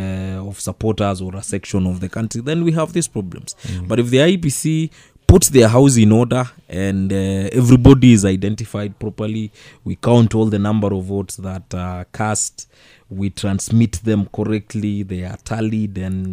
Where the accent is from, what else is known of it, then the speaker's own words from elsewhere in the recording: Kenya; as a Kenyan